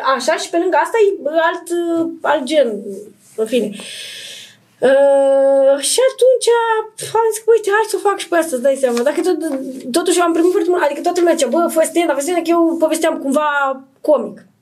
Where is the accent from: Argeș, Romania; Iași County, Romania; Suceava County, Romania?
Iași County, Romania; Iași; moved away; also born or lived in Bucharest; vin din Moldova, din Iași